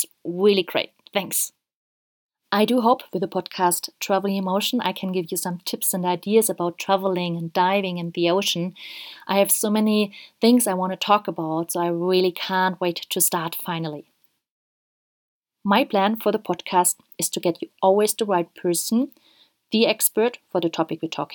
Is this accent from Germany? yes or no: yes; Germany; now in Ecuador; I'm originally from Germany and live at this very moment in Ecuador.